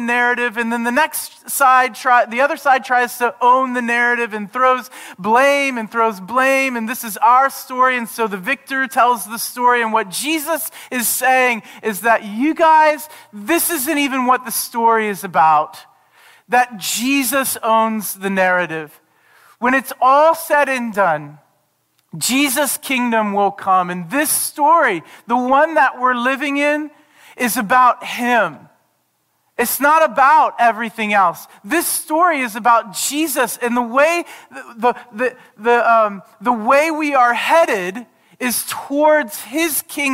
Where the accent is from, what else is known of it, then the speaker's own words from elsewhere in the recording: United States; growing up in the United States